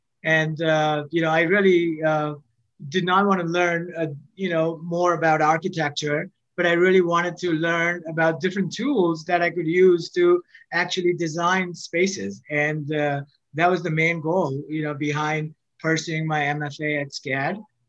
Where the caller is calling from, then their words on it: Pennsylvania, United States; Right now I'm in Pennsylvania.